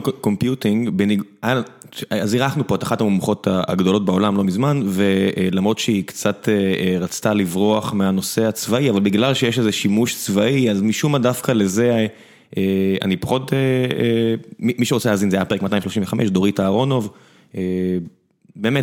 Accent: Beersheba, Southern District, Israel; כבאר שבעי

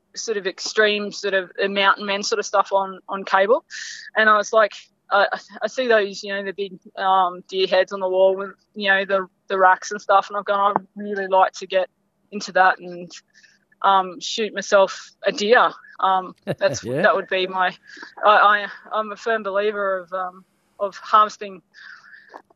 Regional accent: South Coast, New South Wales, Australia; moved away; also born or lived in Northern Territory; I grew up in South Coast, New South Wales, before I moved to the NT

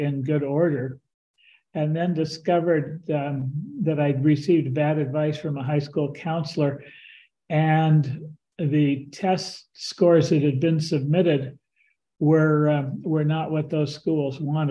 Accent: Stockton, California, United States; I grew up in Stockton, California, a very multicultural town.

